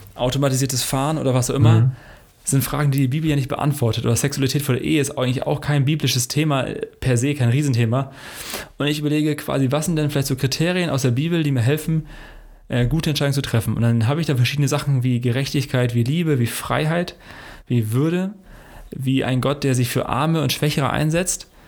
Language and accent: German; Hesse, Germany; now in Hanover, Germany; in unserer hessischen Heimat, wo Max und ich beide herkommen